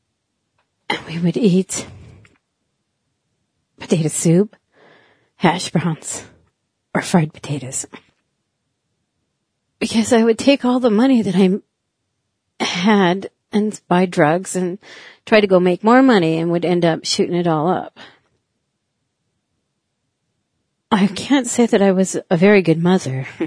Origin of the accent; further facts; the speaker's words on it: Milesville, South Dakota, United States; also born or lived in Eagle Butte, South Dakota; I was born in Eagle Butte on the reservation. I am from the Cheyenne River Sioux tribe. My mother was a full-blooded Sioux. My father, a white man. I was raised in a little place in the country, 4 miles north of Milesville